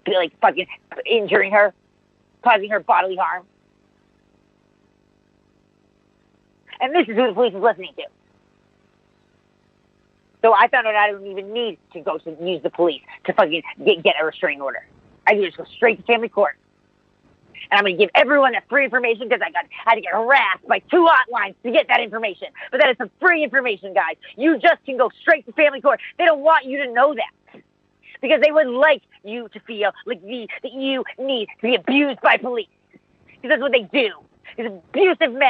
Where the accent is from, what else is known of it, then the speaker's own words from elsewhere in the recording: United States; I'm an American. I'm a fucking American